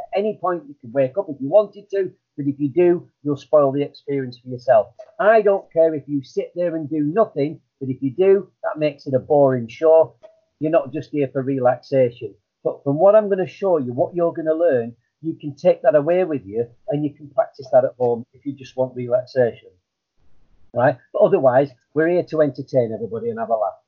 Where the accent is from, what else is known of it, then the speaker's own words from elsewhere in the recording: Blackburn, North West England, United Kingdom; moved away; effing and blinding was what I was used to from Blackburn. It, that, that's how it was. That's how everybody talked uh, on the estate I, I uh, lived on